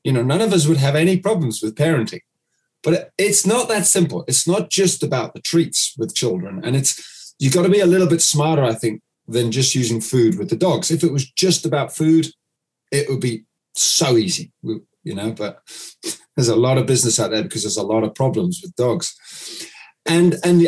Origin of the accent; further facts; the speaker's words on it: United Kingdom; now in New Zealand; I'm based here in New Zealand. And I'm actually British